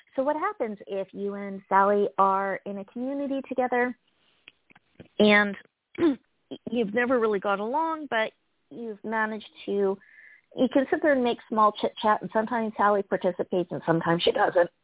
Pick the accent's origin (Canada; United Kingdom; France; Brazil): Canada; I'm Canadian